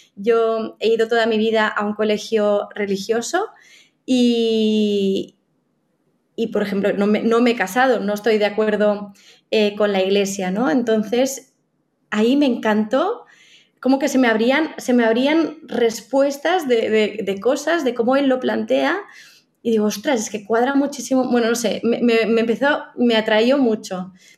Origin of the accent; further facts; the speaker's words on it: Catalonia, Spain; los dos somos catalanes